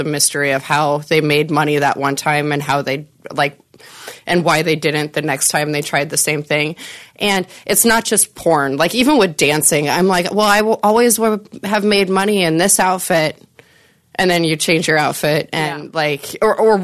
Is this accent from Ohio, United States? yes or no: no; Nebraska, United States; moved away; I'm from Nebraska originally